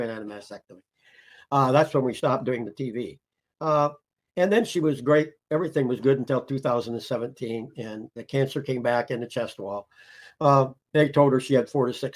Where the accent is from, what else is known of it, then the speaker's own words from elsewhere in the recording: Indiana, United States; also born or lived in Peru, Indiana / Goshen, Indiana; I was born in Peru, Indiana, which is a little south of here. Moved here when I was in the seventh grade. Been in Goshen my whole life